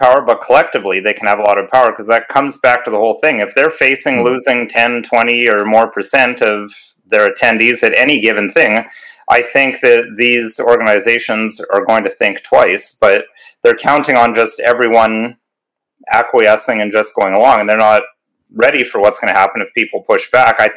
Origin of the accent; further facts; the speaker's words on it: Canada; me being a Canadian citizen and being a husband and father myself